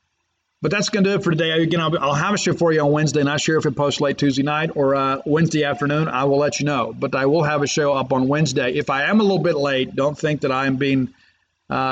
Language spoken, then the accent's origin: English; Columbia, Mississippi, United States; moved away; my hometown of Columbia, Mississippi